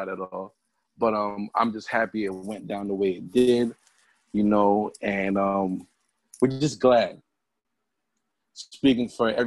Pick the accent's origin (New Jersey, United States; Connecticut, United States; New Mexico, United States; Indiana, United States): Connecticut, United States; I'm from Connecticut though, so, and I live in the, burbs